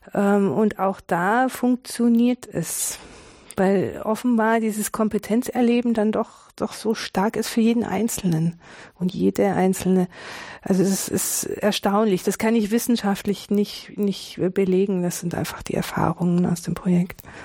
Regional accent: Tübingen, Baden-Württemberg, Germany; in Tübingen, wo ich geboren bin

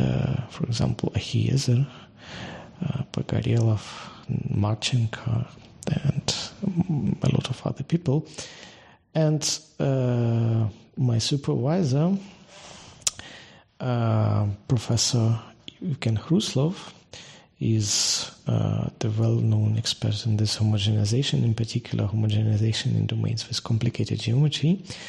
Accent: Kharkiv, Kharkiv Oblast, Ukraine; I'm originally from Ukraine. I was born in Ukraine and spent the most of my life there. In particular, I finished my the university here. My hometown is Kharkiv.

